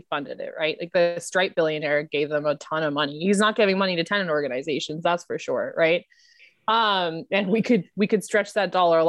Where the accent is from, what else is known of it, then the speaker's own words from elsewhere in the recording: India; I'm Indian, so there's obviously some like, you know, there's Asian American immigrants